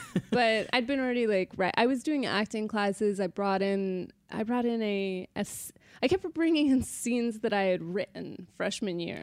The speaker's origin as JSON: {"language": "English", "town": "Sacramento", "region": "California", "country": "United States", "tie": "born or raised there", "said": "I was born in Sacramento, California, raised in Sacramento, California"}